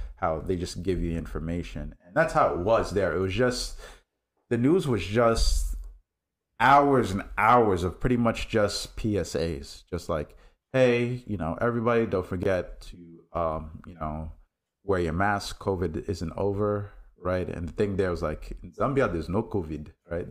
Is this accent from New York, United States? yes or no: yes; New York City, New York, United States; I grew up in New York City